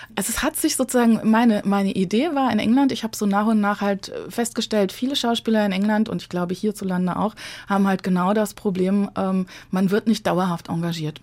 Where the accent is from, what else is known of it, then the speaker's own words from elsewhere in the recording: Frankfurt, Hesse, Germany; accent: Frankfurterisch / Hessisch; first language German (Standard German and Frankfurt dialect); die Mundart die ich so als Kind in Hochdeutsch und Frankfurterisch, das war so, äh, waren so die zwei Verkehrssprachen in unserer Familie